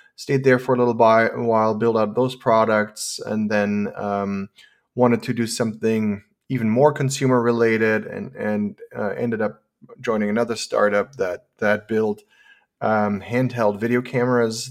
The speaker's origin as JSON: {"language": "English", "country": "Germany", "tie": "born or raised there", "also_born_or_lived": "San Francisco, California", "moved": "as an adult", "said": "I, I was born and raised in Germany"}